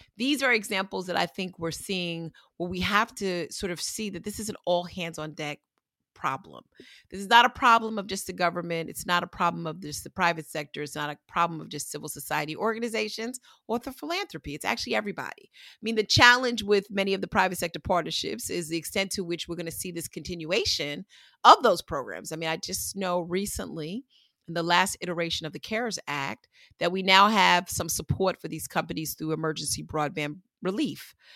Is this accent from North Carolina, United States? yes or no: no; New York, United States; I grew up in New York